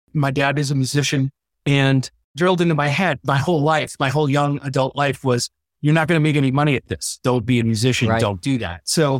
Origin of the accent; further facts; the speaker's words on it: Syracuse, New York, United States; also born or lived in Solvay, New York; now in Detroit, United States; I'm a townie. I was born and raised in Syracuse. Actually, grew up in a little in the little community of Salve, the little village of Salve, known for its own power company and eating cats.